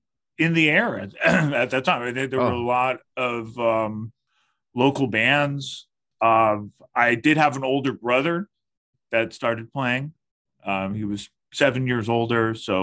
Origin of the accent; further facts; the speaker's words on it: Berkeley, California, United States; moved away as an adult; now in Brooklyn, United States; Northern California, a long time Northern California resident. I was born and raised there, and specifically Berkeley, California.